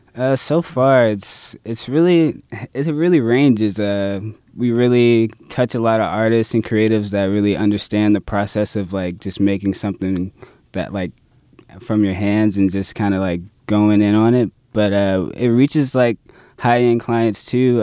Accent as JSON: {"language": "English", "town": "Jacksonville", "region": "Florida", "country": "United States", "tie": "born or raised there", "said": "I'm born and raised in Jacksonville"}